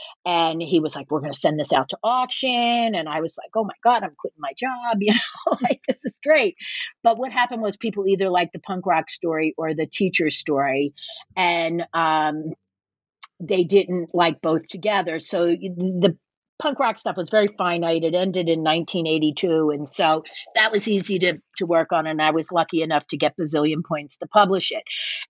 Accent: Philadelphia, Pennsylvania, United States; well, I'm from Philadelphia. Deal with it, you know?

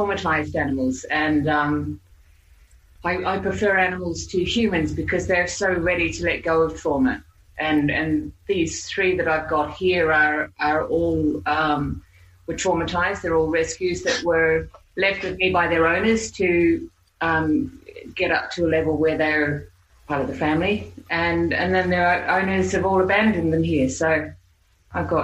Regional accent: New Zealand; accent: Aussie Kiwi English accent; moved away as an adult; now in Australia; I'm actually from New Zealand. I was born there, and I came to Australia when I was 21.

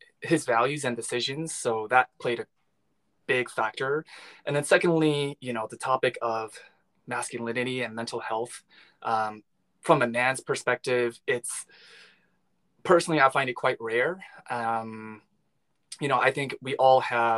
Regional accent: Long Island, New York, United States; moved away as an adult; now in Los Angeles, United States; I was born and raised in New York. I'm Korean American.

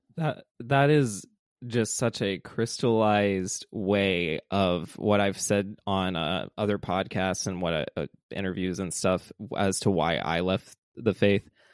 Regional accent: the South, United States; growing up in the South

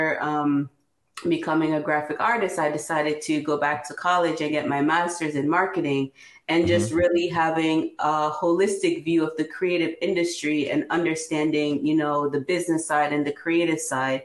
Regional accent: Jamaica; now in Newark, United States; When I grew up in Jamaica

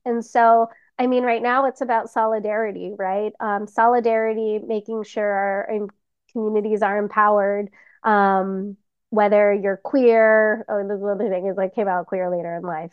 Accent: Los Angeles, California, United States; I grew up humbly in Highland Park with my crazy, loud Filipino family.

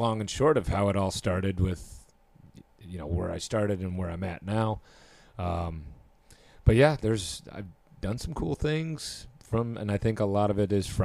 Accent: Michigan, United States; moved away as an adult; now in Nashville, United States; I'm from Michigan

